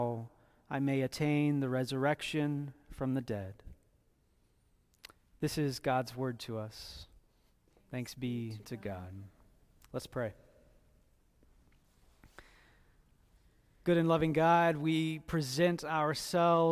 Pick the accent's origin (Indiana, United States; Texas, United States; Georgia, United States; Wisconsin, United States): Indiana, United States; I was born in Indiana